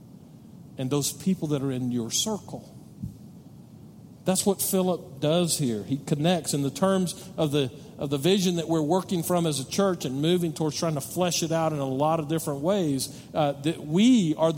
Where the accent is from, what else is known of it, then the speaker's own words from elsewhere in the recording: Odessa, Texas, United States; moved away as an adult; now in El Paso, United States; I lived in Odessa. We kind of used to call Odessa home. Now we call El Paso home. But my wife and I both graduated from Odessa High School.